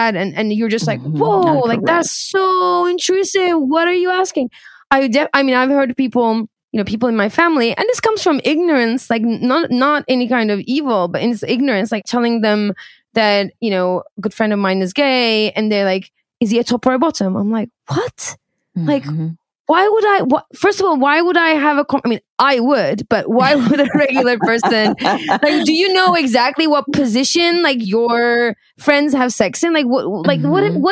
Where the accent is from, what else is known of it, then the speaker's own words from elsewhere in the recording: New York, United States; as a New Yorker